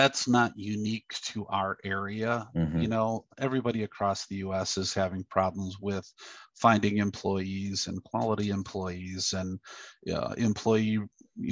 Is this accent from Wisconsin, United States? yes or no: yes; Black River Falls, Wisconsin, United States; my hometown of Black River Falls, Wisconsin